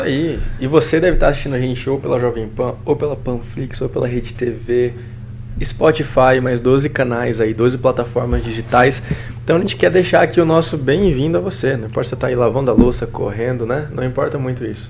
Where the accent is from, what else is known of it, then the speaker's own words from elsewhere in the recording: Maringá, Paraná, Brazil; also born or lived in São Paulo; nós somos de Maringá